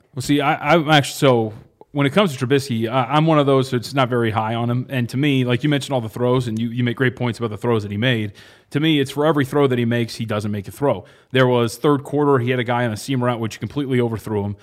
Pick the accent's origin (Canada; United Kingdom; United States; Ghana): United States; Anaheim, California; I was born out in SoCal